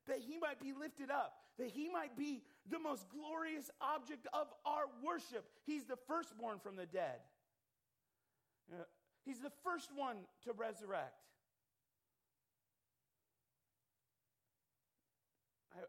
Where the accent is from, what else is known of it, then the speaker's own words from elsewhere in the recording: United States; being an American